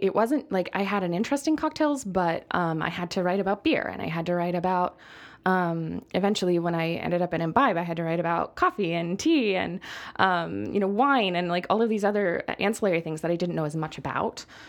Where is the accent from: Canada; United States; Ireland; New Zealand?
United States; I'm already an American writing about mezcal